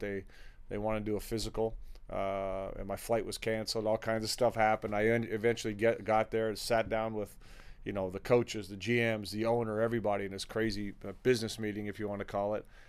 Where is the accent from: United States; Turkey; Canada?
Canada; Toronto, Ontario; my family background is Lithuanian. And, uh, even though I grew up in Toronto